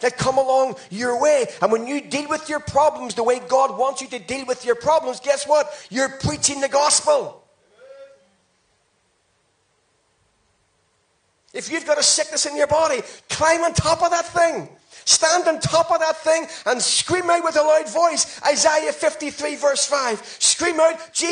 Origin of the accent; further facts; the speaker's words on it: Ireland; I'm Irish